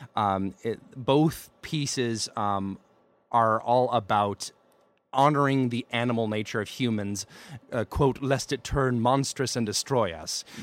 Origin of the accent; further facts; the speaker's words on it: Alabama, United States; I'm uncultured and from Alabama